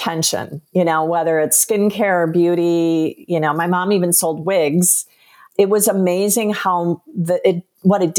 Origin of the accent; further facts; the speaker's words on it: Minnesota, United States; I grew up in Minnesota